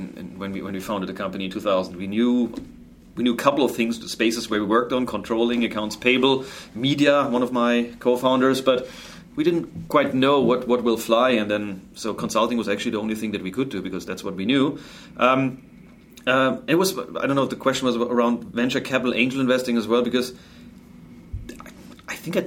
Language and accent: English; Germany; accent: German; English is a second language; moved away as an adult; now in San Francisco, United States; I'm German, obviously. You heard that beautiful accent. And I won't get rid of that one. I studied math with computer science